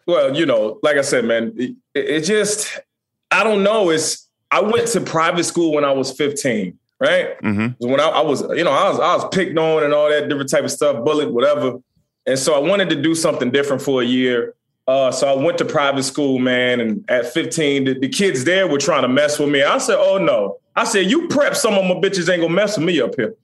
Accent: Chesapeake, Virginia, United States; I'm from Chesapeake, Virginia

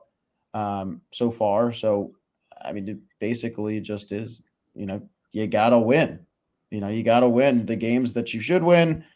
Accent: Chicago, Illinois, United States; moved away; I'm also from Chicago, so I get to go home

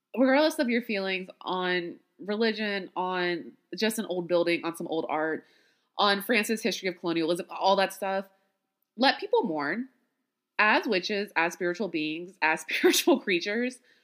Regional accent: Louisiana, United States; as a Black woman born and raised in Louisiana

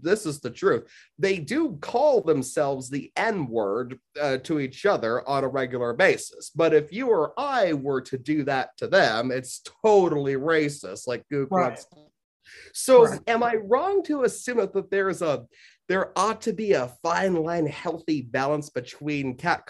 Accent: United States; I'm very American

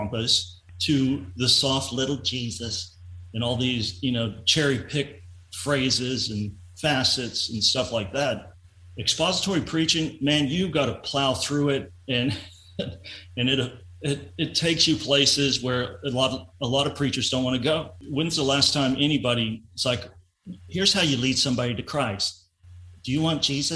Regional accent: Lubbock, Texas, United States; moved away as an adult; also born or lived in Miami; So I was born and raised in Lubbock, Texas, and I moved to Miami in 1996

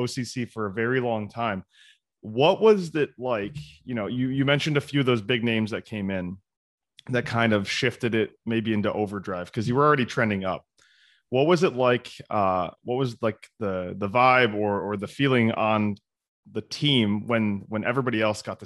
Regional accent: Michigan, United States; I was in high school. And so I grew up in Michigan

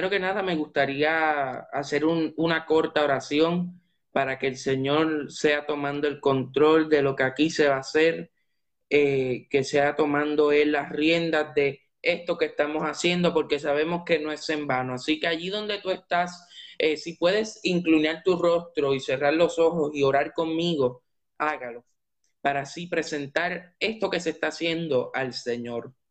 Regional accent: Puerto Rico; now in Tampa, United States; soy de Puerto Rico, soy originario de Puerto Rico, pero actualmente estoy en Tampa, Florida. Resido en Tampa, Florida.

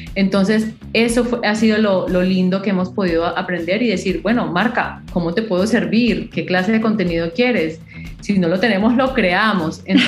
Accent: Colombia; moved away; soy colombiana, obviamente, con mis raíces así muy cafeteras

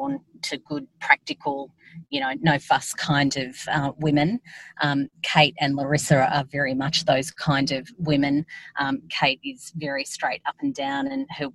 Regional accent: Yass, New South Wales, Australia; also born or lived in Albury, New South Wales / Canberra; I did 0 to 13 in Yass.

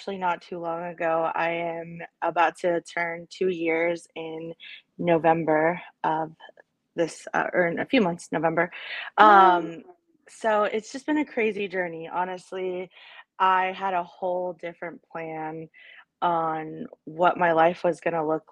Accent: Arlington, Texas, United States; also born or lived in El Paso, Texas; we moved here when I was about 3

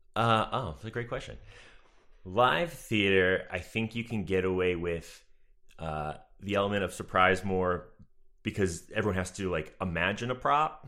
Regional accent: Marshfield, Massachusetts, United States; moved away; I am from, uh, Marshall, Massachusetts. It's, like, between Boston and Cape Cod.

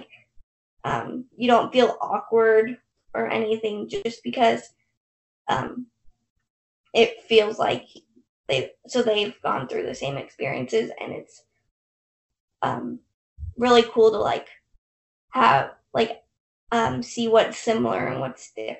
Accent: Salt Lake City, Utah, United States; We are 17 and from Salt Lake City, Utah. So we were born conjoined at the pelvis.

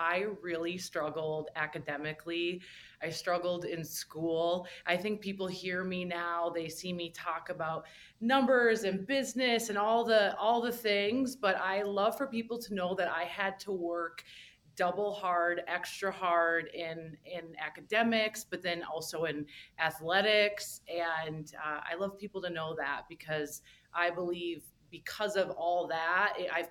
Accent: Minnesota, United States; moved away; I grew up in the Midwest in Minnesota

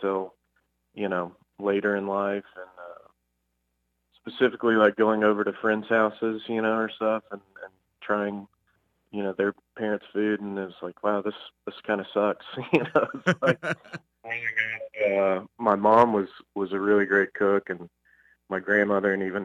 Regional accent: Fort Worth, Texas, United States; I'm from Fort Worth, Texas, you know, born and raised. Obviously, we still live here now

